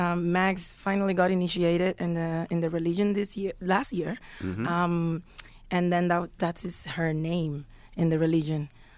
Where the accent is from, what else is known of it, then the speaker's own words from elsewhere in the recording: Cuba; moved away as an adult; also born or lived in United States; now in Toronto, Canada; because we have been living outside of Cuba for more than 10 years now.